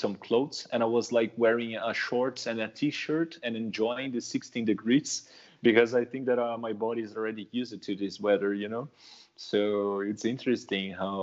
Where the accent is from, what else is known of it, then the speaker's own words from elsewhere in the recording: São Paulo, Brazil; moved away as an adult; I'm from São Paulo, so I'm from Southeast